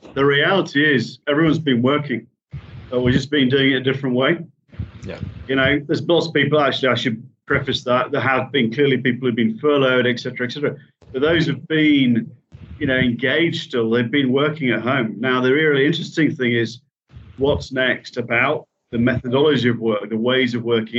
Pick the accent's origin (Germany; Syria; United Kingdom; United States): United Kingdom; Yorkshire and the Humber; I'm a Yorkshireman